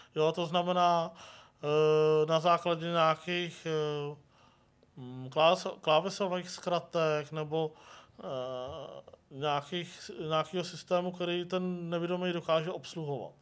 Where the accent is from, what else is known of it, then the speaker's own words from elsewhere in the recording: Mladá Boleslav, Central Bohemian Region, Czechia; jsem se narodil v Mladé Boleslavi